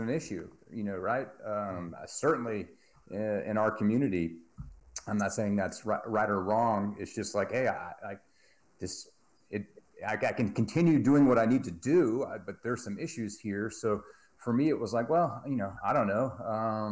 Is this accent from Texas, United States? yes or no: yes; Texas, United States; I'm from Texas